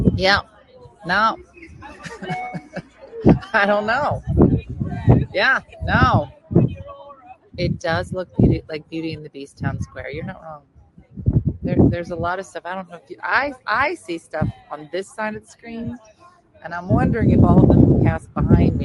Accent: New Jersey, United States; I'm from New Jersey.

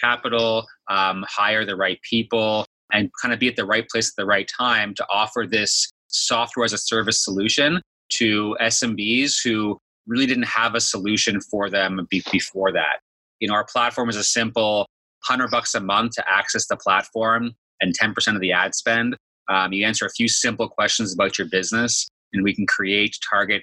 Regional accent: Thornhill, Ontario, Canada; I was born and raised in Toronto, Canada, actually a suburb of Toronto, Thornhill.

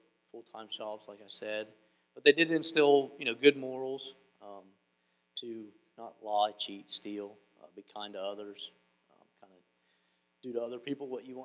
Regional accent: Fredonia, United States; I grew up in Fredonia, which is just a little town that way. And I was born and raised there

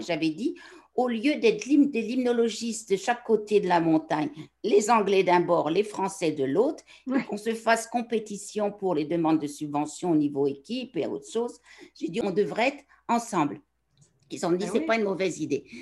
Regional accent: Picardy, Hauts-de-France, France; moved away as an adult; now in Quebec, Canada; je suis originaire du nord de la France, dans un petit village de la Picardie

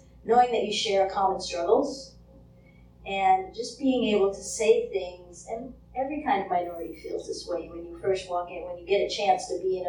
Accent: San Francisco, California, United States; And I'm from San Francisco, which is a very gay-friendly place, but it's a very church-hostile place.

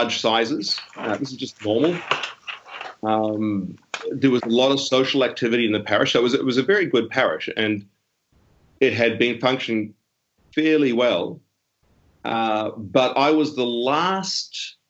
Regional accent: Auckland, New Zealand; moved away as an adult; now in Sydney, Australia; I grew up in South Auckland, which is Auckland's the biggest city that New Zealand has

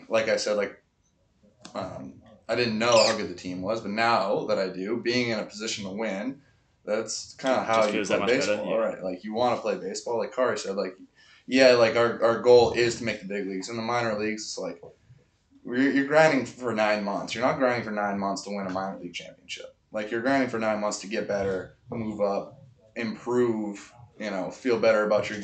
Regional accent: Boston, Massachusetts, United States; I'm from Boston

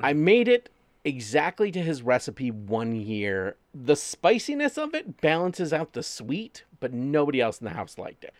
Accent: Wyandotte, Michigan, United States; my hometown

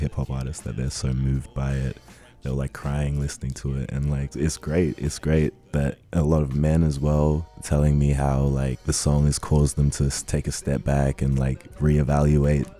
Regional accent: Ghana; now in Canberra, Australia; I live in the Canberra Zoo, but I'm originally from Ghana, West Africa.

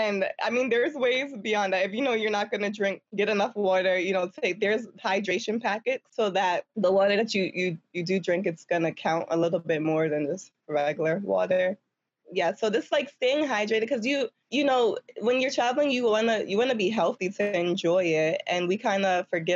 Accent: New York City, New York, United States; I'm from Harlem, and I never grew up, like, around much nature or trees or anything.

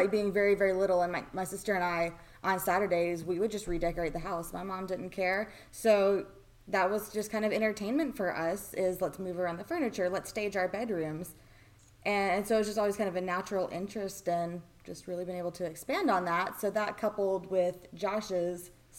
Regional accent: Fort Smith, Arkansas, United States; moved away as an adult; also born or lived in Conway, Arkansas / North Little Rock, Arkansas; now in Nashville, United States; we're originally from the Northwest Arkansas area, Fort Smith to be precise

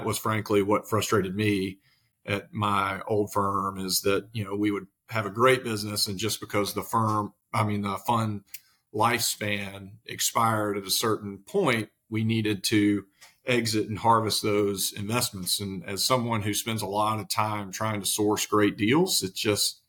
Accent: Mississippi, United States; moved away as an adult; now in Nashville, United States; I'm actually originally from Mississippi, as you can probably hear, but about 10 years ago, like everybody else, I moved to Nashville.

